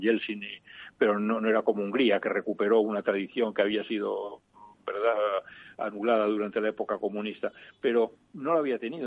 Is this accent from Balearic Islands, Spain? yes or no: yes; Mallorca, Balearic Islands, Spain; also born or lived in Valldemossa; yo soy mallorquín.